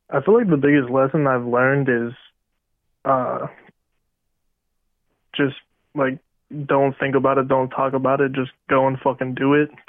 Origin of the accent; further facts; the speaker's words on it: Rural Valley, Pennsylvania, United States; Shout out Rural Valley. That's uh, my hometown.